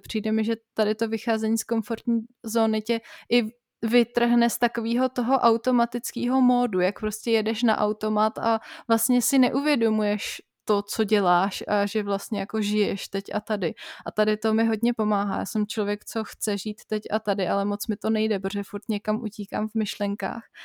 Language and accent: Czech; Prague, Czechia; moved away; also born or lived in Bavaria; pro Pražáky je těžký uh, nutit se do spisovné češtiny